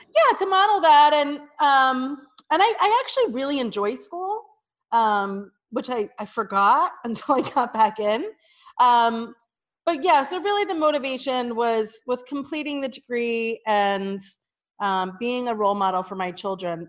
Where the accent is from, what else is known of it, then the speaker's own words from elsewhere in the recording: New Jersey, United States; moved away as an adult; also born or lived in New York City; I'm a Jersey girl